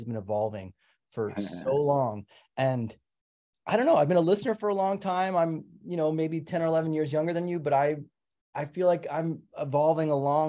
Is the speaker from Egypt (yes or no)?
no; Canada; I'm also Canadian, by the way.